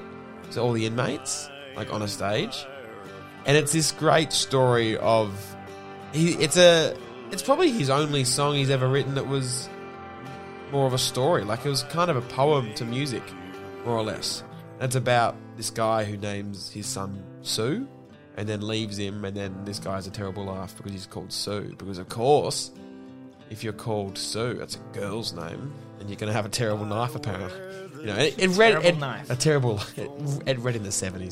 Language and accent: English; Yarra Valley, Victoria, Australia; I grew up in the Yarra Valley